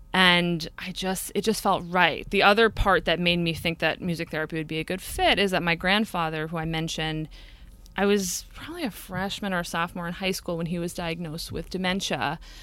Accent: Brewster, New York, United States; I grew up in a little town about an hour, hour and fifteen north of New York City at the end of the commuter rail called Brewster.

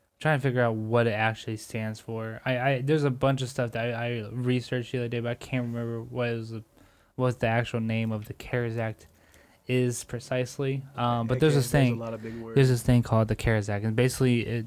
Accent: United States; as American people

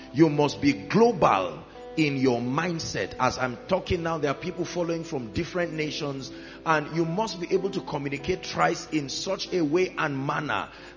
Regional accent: Plateau, Nigeria; I come from Plateau State

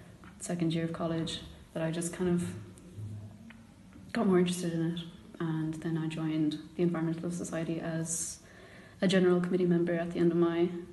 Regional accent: Cork, Munster, Ireland; I'm from Cork myself, but I am from Bishopstown, which is the pretty much outskirts of Cork City

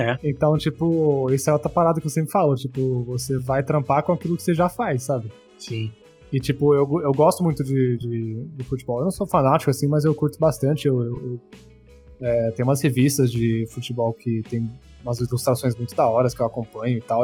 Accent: Bauru, São Paulo, Brazil; now in São Paulo, Brazil; eu sou de Bauru. Eu era de Bauru, eu morava no interior. E hoje eu moro em São Paulo.

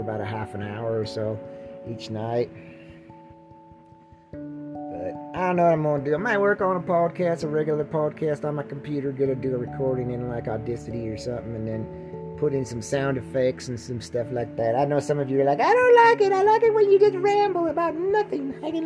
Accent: Butte, Montana, United States; My hometown of Butte, Montana

